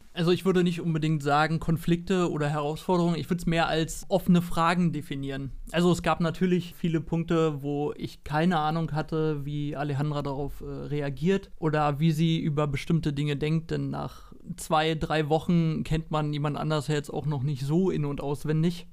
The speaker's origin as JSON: {"language": "German", "region": "Berlin", "country": "Germany", "tie": "born or raised there", "said": "ich komme aus Deutschland, Berlin, habe schon immer hier gewohnt und gelebt"}